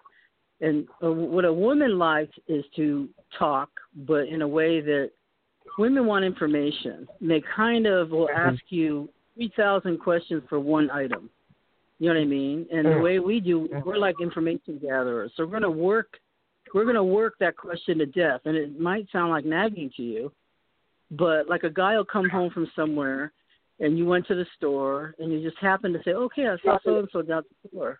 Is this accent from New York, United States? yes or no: no; Boston, Massachusetts, United States; We're from Boston.